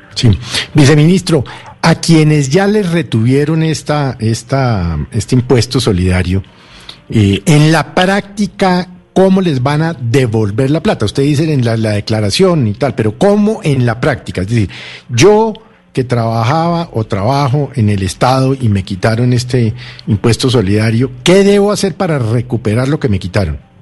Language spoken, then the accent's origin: Spanish; Bogotá, Colombia; Yo soy bogotano